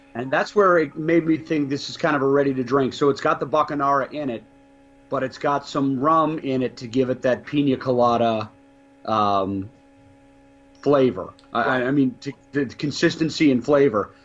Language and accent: English; Ireland; I'm an Irishman